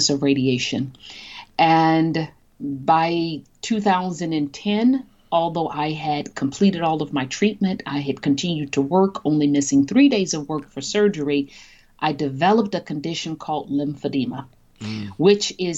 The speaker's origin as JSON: {"language": "English", "town": "Chicago", "region": "Illinois", "country": "United States", "tie": "born or raised there", "said": "a young Black female born and raised on the South Side of Chicago"}